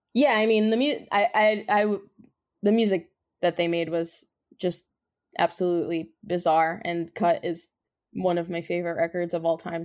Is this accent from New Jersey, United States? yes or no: yes; New Jersey, United States; we're from New Jersey